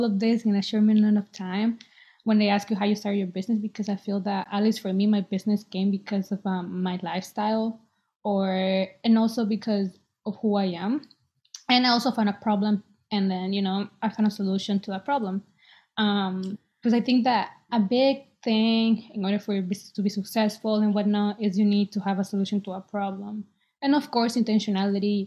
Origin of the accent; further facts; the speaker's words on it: El Salvador; now in Boston, United States; I was born in El Salvador, and I'm 23. I live in Boston